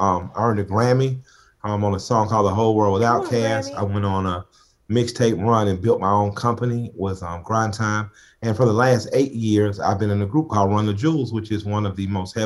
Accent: Atlanta, Georgia, United States; I'm a kid from the west side of Atlanta. I grew up on Collier. In the Collier Heights community, right on Collier Drive.

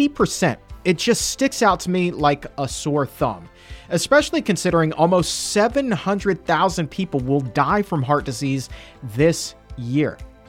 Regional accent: the South, United States; Growing up in the South

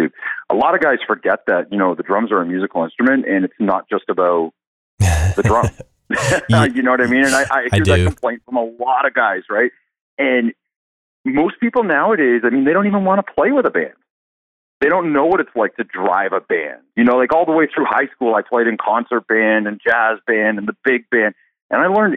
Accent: Canada; I'm from Canada and believe it or not, man, drumline is not popular here at all

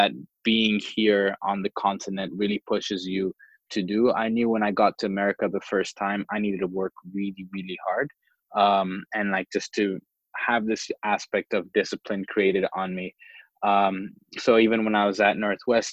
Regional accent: Dar es Salaam, Tanzania; also born or lived in Stanford, United States; growing up in Dar es Salaam, I mean, it's not a San Francisco, it's not the United States

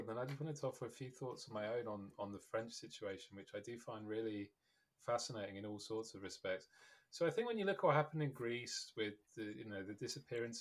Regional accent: United Kingdom; as a Brit

